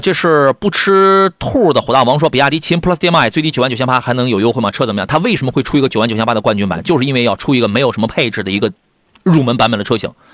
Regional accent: Qingdao, Shandong, China; 我是那个崂山的，青岛崂山

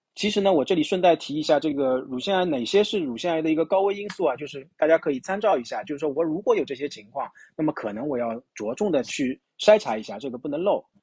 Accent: China; 我们中国人、东方人

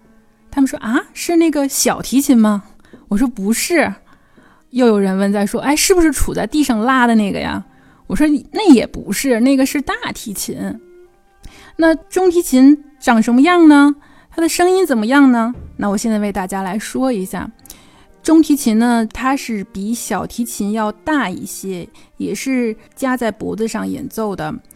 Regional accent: China; 我们中国人

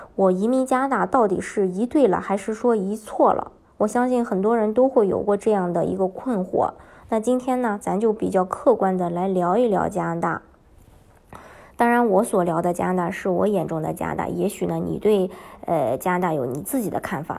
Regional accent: Shandong, China; moved away as an adult; now in Canada; 我是山东的

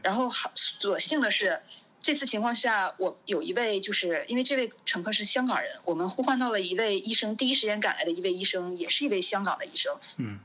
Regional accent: China; 只有回到祖国，我才是最放心的

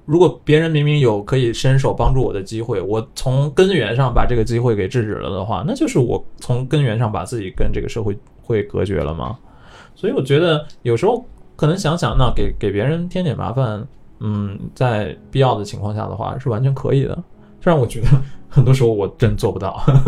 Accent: China; now in Japan; 从我们中国人的角度来看

